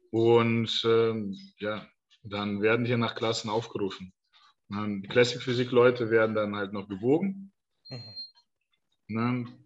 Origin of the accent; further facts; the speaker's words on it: Denmark; ich aus Dänemark komme.